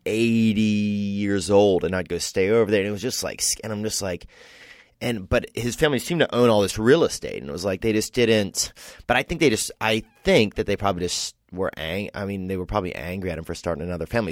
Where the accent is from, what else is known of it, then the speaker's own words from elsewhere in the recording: Covington, Louisiana, United States; now in Los Angeles, United States; From Covington, Louisiana.